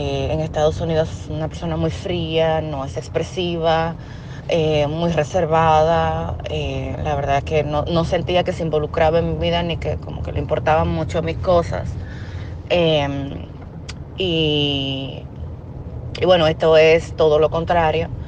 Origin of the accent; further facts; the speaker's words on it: Dominican Republic; Eh, yo soy de República Dominicana, soy tu fiel seguidora ya de hace un tiempo.